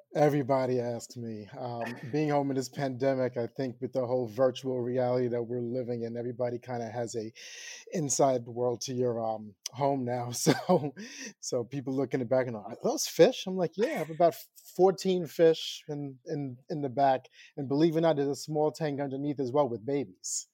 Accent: Long Island, New York, United States; moved away as an adult; now in Queens, New York, United States; I moved away from Long Island

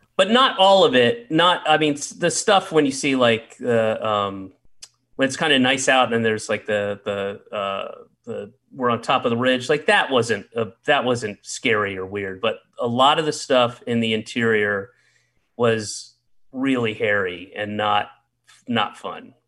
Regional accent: the South, United States; I grew up in the South

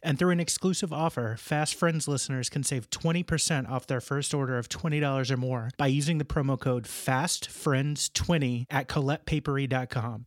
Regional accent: outside of Cincinnati, Ohio, United States; I grew up outside of Cincinnati, Ohio

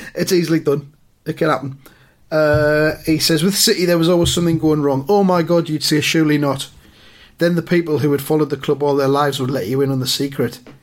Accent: around Newcastle, North East England, United Kingdom; I was growing up around the Newcastle

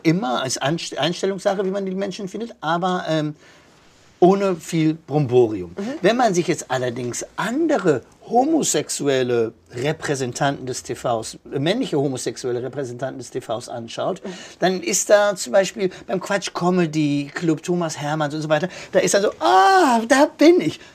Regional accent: Kevelaer, North Rhine-Westphalia, Germany; also born or lived in Basel / Baden-Baden / Bonn; now in Cologne, Germany; ich komme gebürtig aus Kevela am Niederrhein, Deutschlands größter Marienwallfahrtsort

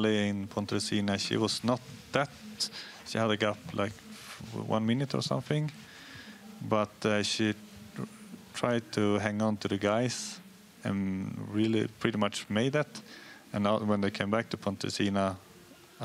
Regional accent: Hede, Jämtland, Sweden; I'm from Hede, and it's one of the only ski jumping hills in Sweden

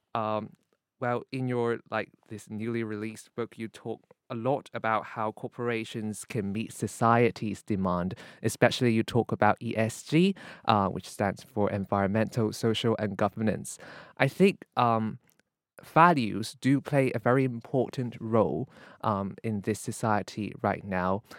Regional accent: Hong Kong; moved away as an adult; now in London, United Kingdom; I'm from Hong Kong, and I came to London to study law.

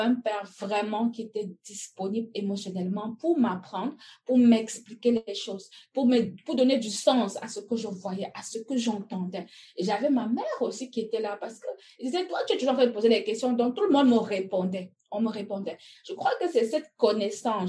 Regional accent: Cameroon; moved away as an adult; also born or lived in Belgium; now in North America; Je suis née au Cameroun. Euh, j'ai étudié jusqu'à quand j'ai eu mon bac

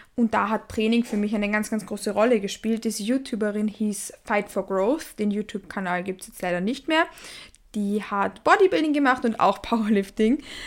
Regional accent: Vienna, Austria; Ich komme aus Wien. Ich lebe auch in Wien.

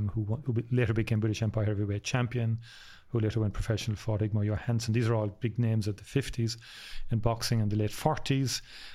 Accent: Cork, Munster, Ireland; we're from Cork as well. So if you're born in Cork, you are born with a sense of humour.

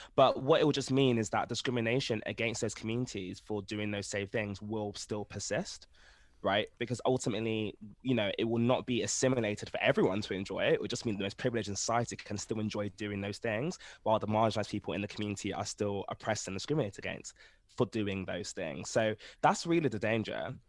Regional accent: Ghana; I'm from Ghana

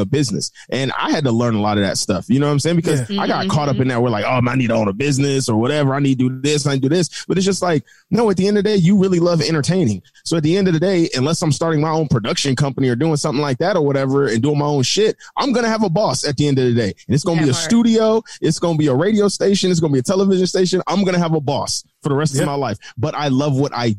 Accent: United States; I'm American

